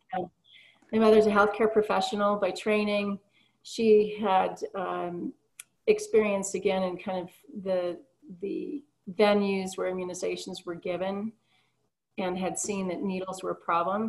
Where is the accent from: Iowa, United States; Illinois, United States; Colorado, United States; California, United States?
Colorado, United States; I'm actually originally from Colorado